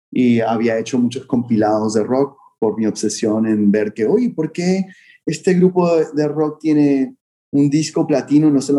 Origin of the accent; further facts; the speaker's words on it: Vancouver, British Columbia, Canada; moved away as an adult; now in Miami, United States; fue cuando me mudé a estudiar college aquí a Miami. Vine de Vancouver a Miami y era como mi segundo año de universidad